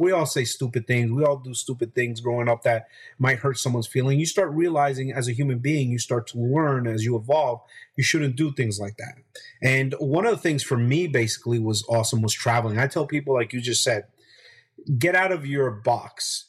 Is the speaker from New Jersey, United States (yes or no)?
yes; Hackensack, New Jersey, United States; also born or lived in Barranquilla, Colombia; we settled in a, a, town called Hackensack, New Jersey. It's 12 miles from New York City. Uh, grew up seeing the skyline of New York